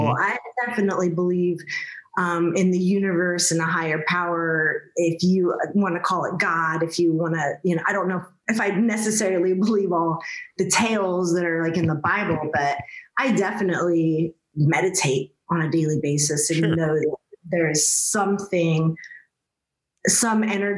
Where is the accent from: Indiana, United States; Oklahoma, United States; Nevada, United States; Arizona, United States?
Indiana, United States; Kokomo; I was born and raised in Kokomo, Indiana